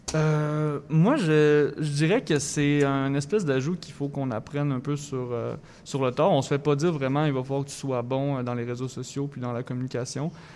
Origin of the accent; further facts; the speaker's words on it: Thetford Mines, Quebec, Canada; moved away as an adult; now in Montreal, Canada; je viens de Thetford Mines, une petite ville euh, anciennement minière euh, dans Chaudière-Appalaches